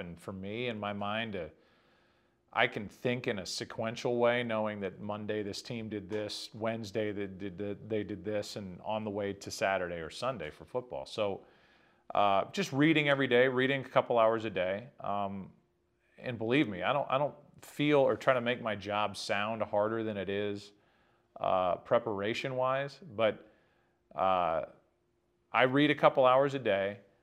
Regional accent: Midwest, United States; born or raised there

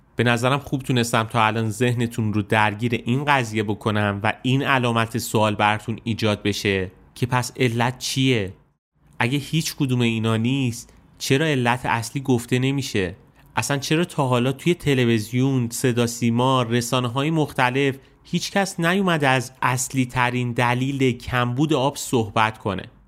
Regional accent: Isfahan, Iran; زادگاه من یعنی شهر اصفهان

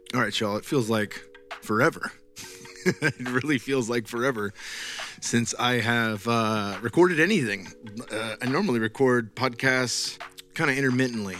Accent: Bay Area, Silicon Valley, California, United States; now in Austin, United States; I'm from the Bay Area, Silicon Valley

